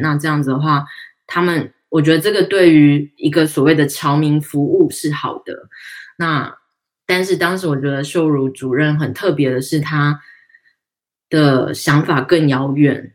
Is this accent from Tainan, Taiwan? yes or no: yes; Tainan, Taiwan; 我们台南人